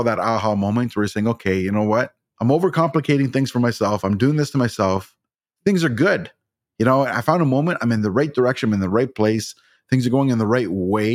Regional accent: Ontario, Canada; I'm from Ontario

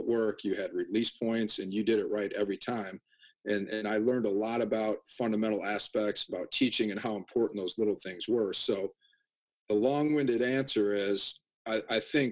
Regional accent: Janesville, Wisconsin, United States; growing up in Janesville

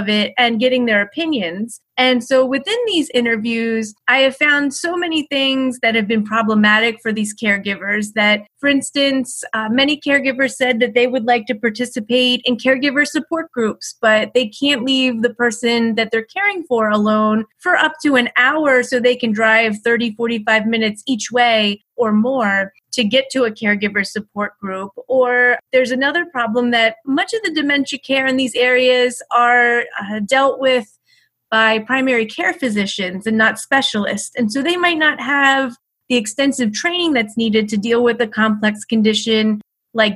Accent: Philadelphia, Pennsylvania, United States; moved away as an adult; also born or lived in Miami; now in Birmingham, United States; I grew up in Philadelphia. I moved to Miami as an adult, and now I live in Birmingham

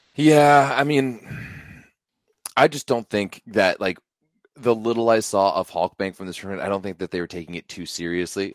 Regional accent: Ottawa, Ontario, Canada; we're going back to Ottawa, my hometown

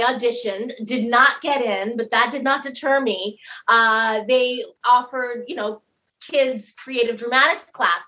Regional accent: Denver, Colorado, United States; I was born on the coldest day of the year in Denver, Colorado.

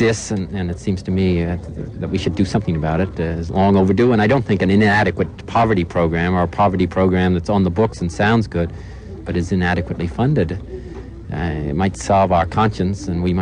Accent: United States; as American citizens

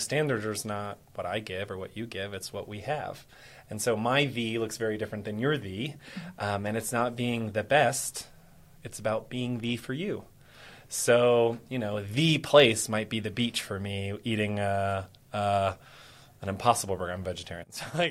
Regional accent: Texas, United States; I'm Texan

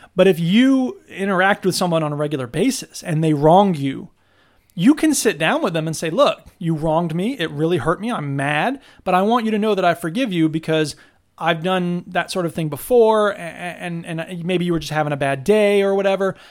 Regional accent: Florida, United States; now in Wisconsin, United States; I'm from Florida

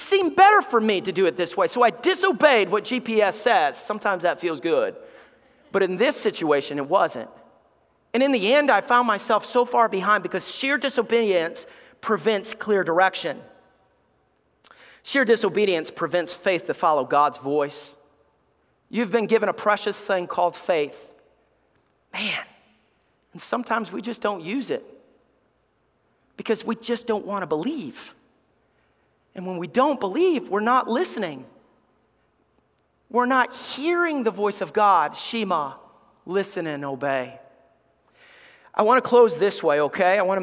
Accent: Alabama, United States; moved away; I love Alabama. I love growing up in the South. I miss the South

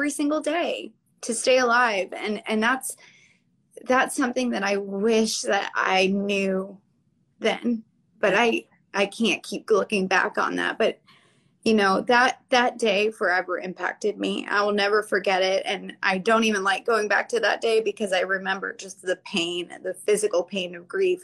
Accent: Florida, United States; I'm from Florida

